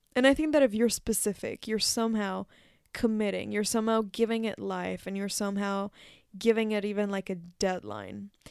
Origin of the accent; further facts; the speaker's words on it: Mexico; moved away; when I was back in my home country in Mexico